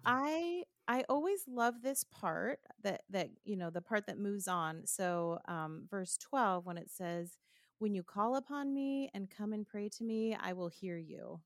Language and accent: English; Southern California, United States; moved away as an adult; now in Rockville, Maryland, United States; I'm originally from Southern California